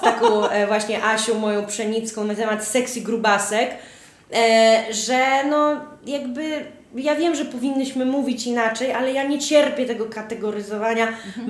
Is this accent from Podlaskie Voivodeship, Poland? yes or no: yes; Podlaskie Voivodeship, Poland; U mnie na Podlasiu nie mówi się kuzyn, tylko brat cioteczny.